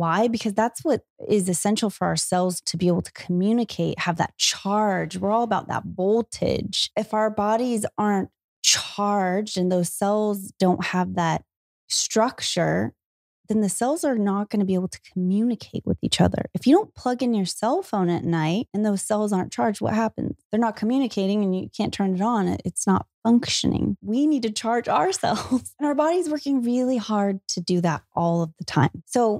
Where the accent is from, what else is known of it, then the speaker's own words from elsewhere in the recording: Salinas, California, United States; In Salinas, California.